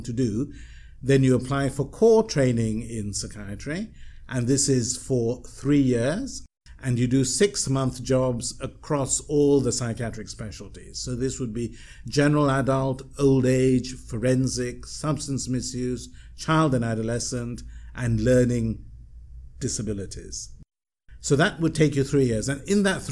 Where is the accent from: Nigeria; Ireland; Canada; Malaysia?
Malaysia; moved away; also born or lived in United Kingdom; I'm a Malaysian, I was still quite anxious about returning to Malaysia